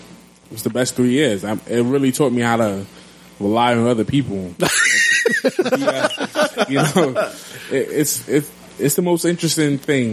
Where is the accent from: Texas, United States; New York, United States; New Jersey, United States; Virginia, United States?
New York, United States; I'm from New York